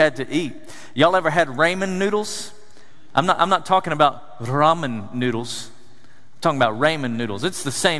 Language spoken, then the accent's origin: English; East Tennessee, United States; I grew up in East Tennessee, the foothills of the Smoky Mountains